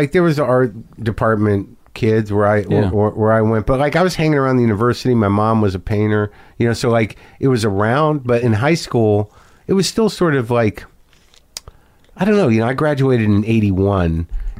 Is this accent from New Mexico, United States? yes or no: yes; Albuquerque, New Mexico, United States; I grew up in Albuquerque, New Mexico.